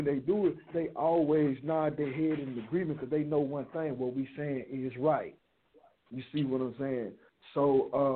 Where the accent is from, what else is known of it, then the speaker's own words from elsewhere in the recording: Chicago, Illinois, United States; me being an individual growing up in the West Side of Chicago